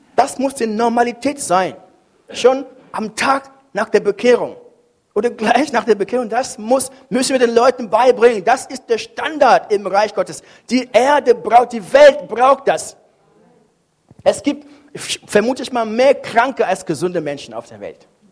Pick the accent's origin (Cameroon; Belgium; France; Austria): Cameroon; now in Bremen, Germany; Kameruns, wo ich herkomme